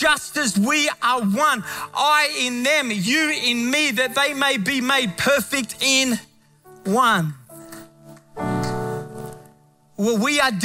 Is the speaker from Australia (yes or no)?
yes; Australia; moved away; Australia back home